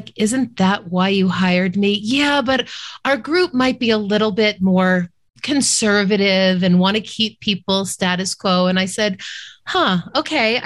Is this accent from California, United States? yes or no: no; Boston, Massachusetts, United States; I grew up in Boston